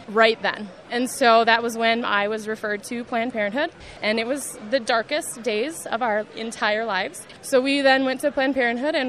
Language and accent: English; Minnesota, United States; I love being in Minnesotan, and I have that Minnesota pride